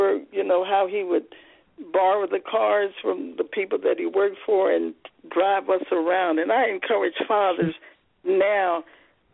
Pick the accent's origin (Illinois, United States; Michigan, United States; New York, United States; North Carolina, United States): North Carolina, United States; Charlotte; when I was growing up in Charlotte, North Carolina